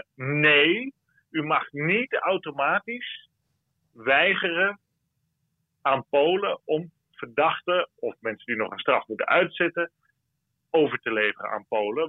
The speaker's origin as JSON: {"language": "Dutch", "region": "Friesland", "country": "Netherlands", "moved": "yes", "lives_now": "Brussels, Belgium", "said": "ik als Fries"}